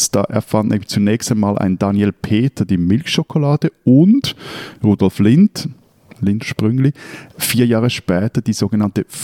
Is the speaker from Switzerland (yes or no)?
yes; Switzerland; also born or lived in Lake Zurich area